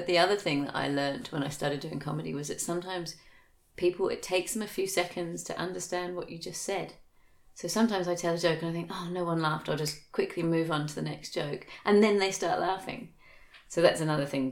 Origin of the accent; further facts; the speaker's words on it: England, United Kingdom; now in Australia; I grew up in England, and when I was a kid in the 80s